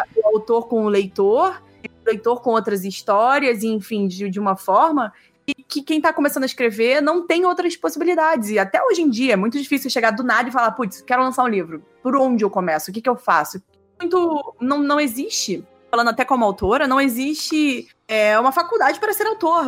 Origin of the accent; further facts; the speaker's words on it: Rio de Janeiro, Brazil; also born or lived in Alto Paraíso de Goiás, Goiás; now in São Paulo, Brazil; Sou carioca, sou carioca. Hoje eu moro em São Paulo, já faz uns quatro anos. É, mas eu sou do Rio de Janeiro